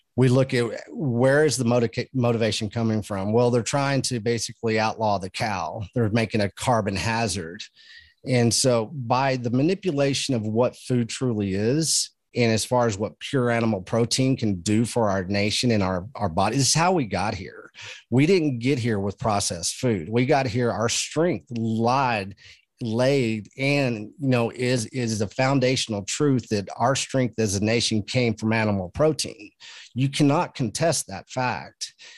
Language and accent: English; Texas, United States; I come from Texas.